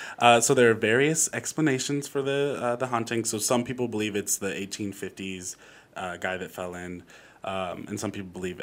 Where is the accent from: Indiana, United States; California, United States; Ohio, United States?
Indiana, United States; moved away; also born or lived in Philadelphia; I am from Indiana